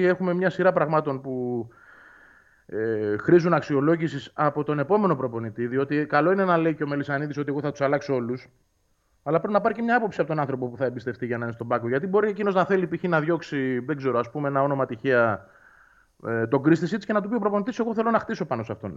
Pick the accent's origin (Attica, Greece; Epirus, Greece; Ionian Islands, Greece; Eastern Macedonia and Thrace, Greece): Attica, Greece; Nea Filadelfeia; μεγάλωσα στη Φιλανδία. Γεννήθηκα εκεί